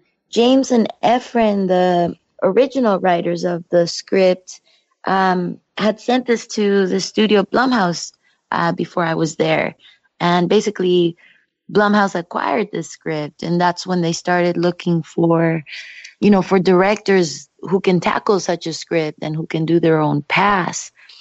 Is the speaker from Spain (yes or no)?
no; Mexico; English is a second language; now in Canada; because when I moved from Mexico to Canada, that's exactly how it felt. And still to this day, people ask me if I prefer Mexico or Canada.